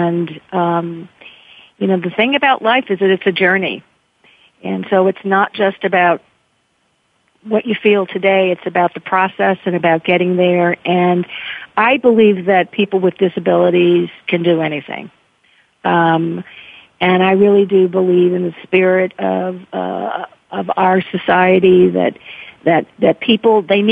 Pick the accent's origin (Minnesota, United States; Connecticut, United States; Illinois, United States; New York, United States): Illinois, United States; Chicago; I grew up in Chicago in the 1960s